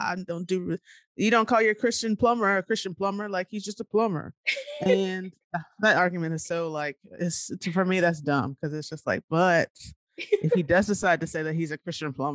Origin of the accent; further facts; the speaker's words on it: Nashville, Tennessee, United States; I'm from Nashville